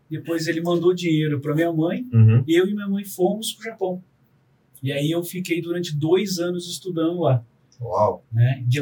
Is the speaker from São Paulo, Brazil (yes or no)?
yes; São José dos Campos, São Paulo, Brazil; also born or lived in Cacoal, Rondônia, Brazil; dos meus irmãos mais velhos, eu sou o único que nasci em Rondônia. Sou cacuauense, o nome da cidade é Cacual, né? E rondoniense de Caramba. estado. Aí depois a gente voltou para São José.